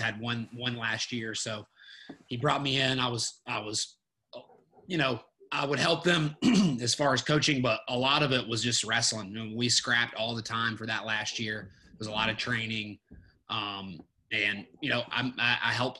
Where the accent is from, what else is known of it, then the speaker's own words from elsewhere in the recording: McDonough, Georgia, United States; I'm from McDonough, Georgia, just right outside of Atlanta